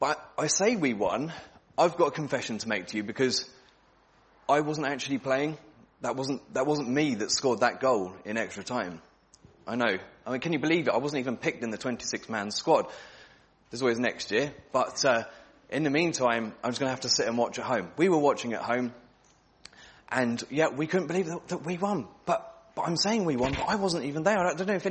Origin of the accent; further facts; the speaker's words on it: England, United Kingdom; We're from England as well, aren't we?